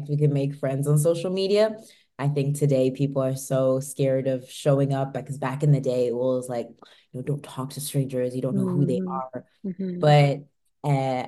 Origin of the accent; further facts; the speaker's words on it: United Kingdom; moved away; also born or lived in France; being born in a country, but having living in another one, and you're always in two different worlds where I am British